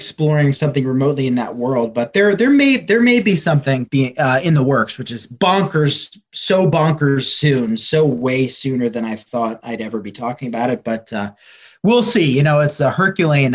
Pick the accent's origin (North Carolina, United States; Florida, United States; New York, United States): New York, United States; Hudson Valley; I grew up in the Hudson Valley